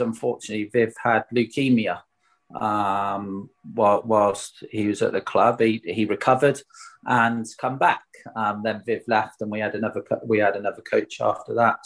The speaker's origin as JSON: {"language": "English", "town": "Swindon", "region": "South West England", "country": "United Kingdom", "tie": "born or raised there", "said": "playing for my hometown club"}